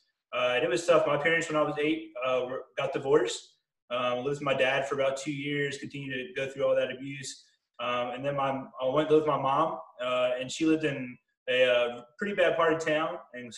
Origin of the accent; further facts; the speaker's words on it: Philadelphia, Pennsylvania, United States; I grew up in Philadelphia to parents that were Christers, Christmas and Easter.